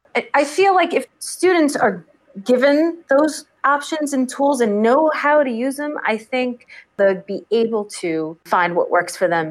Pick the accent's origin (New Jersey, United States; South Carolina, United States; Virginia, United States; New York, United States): New York, United States; Long Island; I've been on Long Island my whole life.